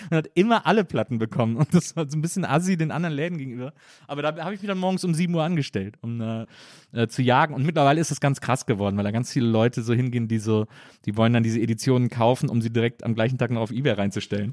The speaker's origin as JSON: {"language": "German", "town": "Cologne", "region": "North Rhine-Westphalia", "country": "Germany", "also_born_or_lived": "Munich / Hamburg", "moved": "as an adult", "lives_now": "Berlin, Germany", "said": "ich komme ja aus Köln, so aus dem Rheinland"}